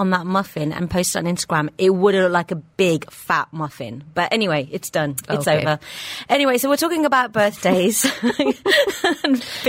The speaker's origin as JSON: {"language": "English", "region": "England", "country": "United Kingdom", "tie": "born or raised there", "moved": "yes", "said": "I grew up in England and there was always a confusion with culture and friends and, you're Indian, but you grew up around Westerners."}